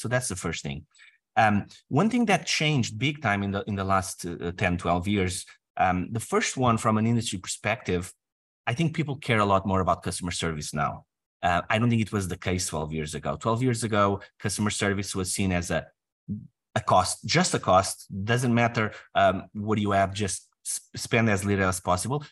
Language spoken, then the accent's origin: English; Portugal; moved away as an adult; I'm from Portugal.